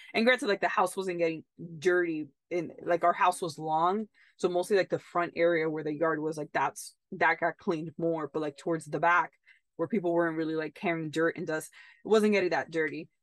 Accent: United States; also born or lived in Italy; as in American

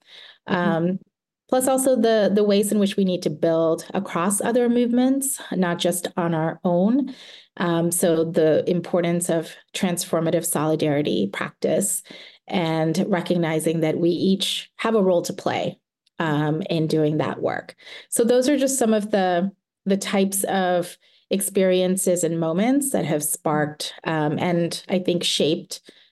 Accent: the South, United States; And growing up in the South in the mid-1980s, where the ideas of race were very different from how we talk about them today.

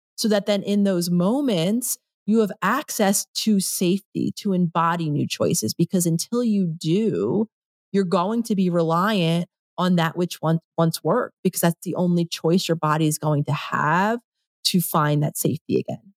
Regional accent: Philadelphia, Pennsylvania, United States; moved away as an adult; also born or lived in New York; I grew up in Philadelphia, I lived in New York for a decade

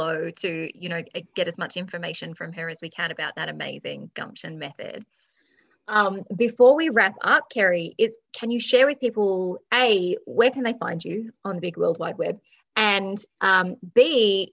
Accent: Australia; I'm just Australian

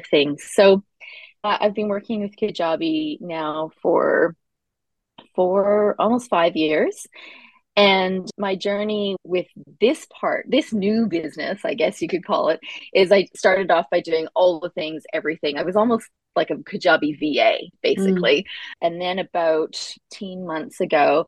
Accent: Canada; now in Australia; I live in Australia, but I am Canadian

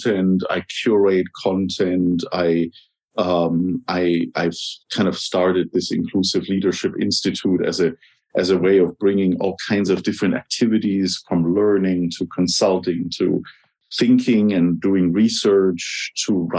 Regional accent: Germany; English is a second language; I'm from Germany. I grew up in Germany

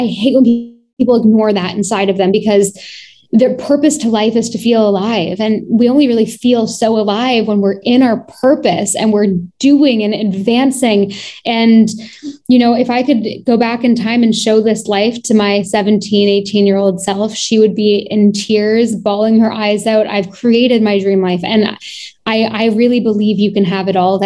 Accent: Toronto, Ontario, Canada; I was born and raised in Toronto.

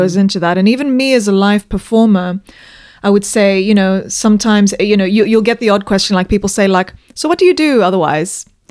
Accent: Zambia; moved away as an adult; also born or lived in London, United Kingdom; I was born in Zambia and I grew up there. I went to school there.

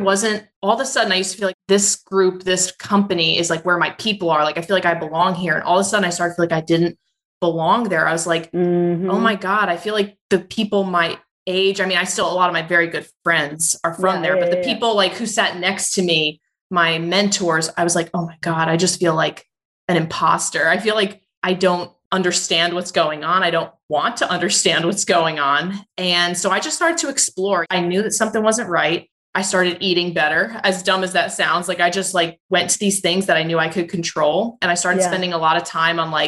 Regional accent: Roselle Park, New Jersey, United States; I grew up in New Jersey in a small town called Roselle Park near Elizabeth and Newark

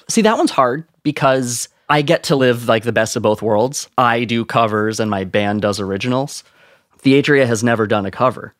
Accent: Ontario, Canada; as a Canadian, like, small town Canadian nobody

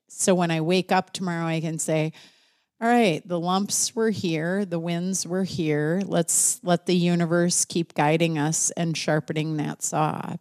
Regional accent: United States; as an American

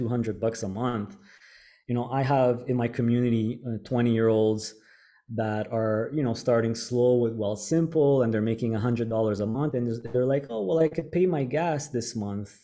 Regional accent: Montreal, Quebec, Canada; moved away as an adult; now in Panama; I born and raised in Montreal, Canada

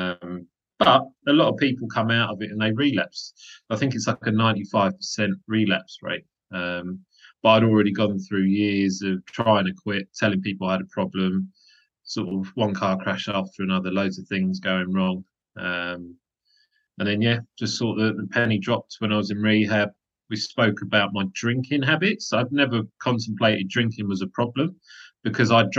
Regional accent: London, United Kingdom; also born or lived in Nottingham; I was born and raised in Wimbledon in southwest London

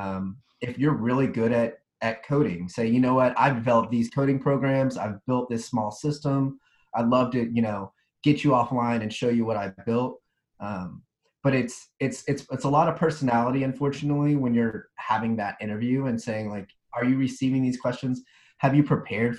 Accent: Dallas, Texas, United States; moved away; I'm from Dallas originally

